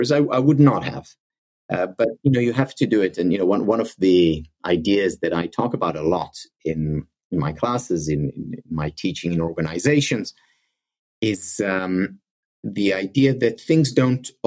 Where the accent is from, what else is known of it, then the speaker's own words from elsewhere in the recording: Ramat Gan, Tel Aviv District, Israel; also born or lived in South Africa / London, United Kingdom; I grew up in Israel and uh, in a small uh, uh, city outside of Tel Aviv, Ramat Gan. And at the age of nine, we moved to South Africa.